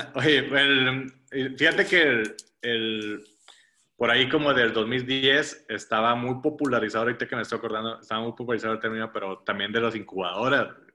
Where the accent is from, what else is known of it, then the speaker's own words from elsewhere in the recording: Ciudad Mante, Tamaulipas, Mexico; moved away as an adult; now in Monterrey, Mexico; en, Mante, que es de donde yo soy, nunca se hace, como que no se celebraba Halloween